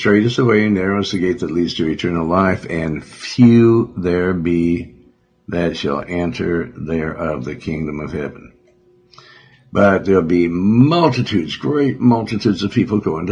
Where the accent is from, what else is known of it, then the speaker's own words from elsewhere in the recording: Montana, United States; Because I'm from Montana.